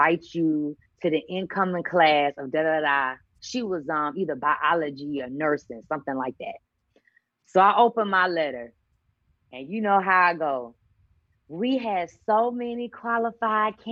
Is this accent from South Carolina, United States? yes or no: yes; Columbia, South Carolina, United States; the University of South Carolina, right back in my hometown, gave me a half scholarship